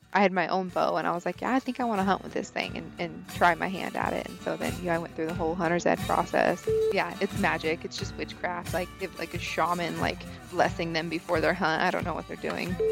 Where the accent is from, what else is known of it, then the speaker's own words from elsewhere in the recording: Idaho, United States; I am from Idaho, um, born and raised here